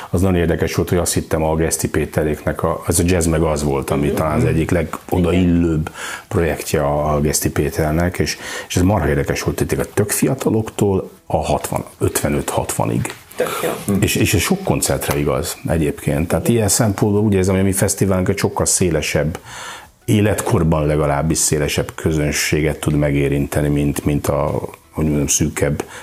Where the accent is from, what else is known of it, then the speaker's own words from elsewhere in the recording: Balatonalmádi, Veszprém County, Hungary; Balaton, no, ami azt gondoljuk, hogy a mi szívünk félig meddig Balaton, és hát én is tényleg Almádiban nőttem föl, meg szóval Balaton az nagyon fontos.